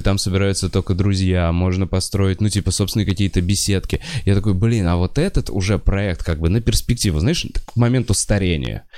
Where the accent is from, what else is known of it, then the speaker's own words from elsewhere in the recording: Moscow, Russia; я москвич